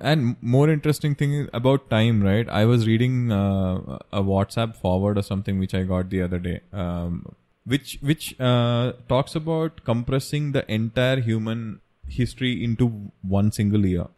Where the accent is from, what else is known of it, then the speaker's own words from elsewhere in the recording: Kerala, India; We are from Kerala and we celebrate Onam every year.